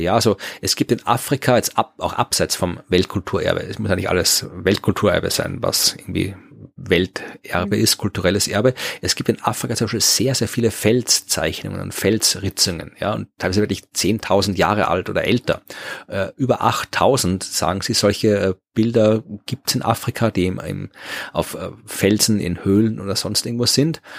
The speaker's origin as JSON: {"language": "German", "country": "Austria"}